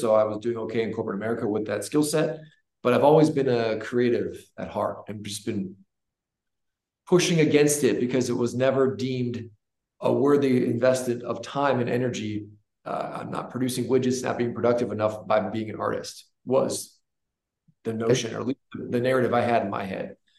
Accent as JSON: {"language": "English", "region": "Northeast Ohio", "country": "United States", "tie": "born or raised there", "also_born_or_lived": "Chicago", "moved": "as an adult", "lives_now": "Charlotte, United States", "said": "I grew up in Northeast Ohio, a very sheltered, normal, wonderful life"}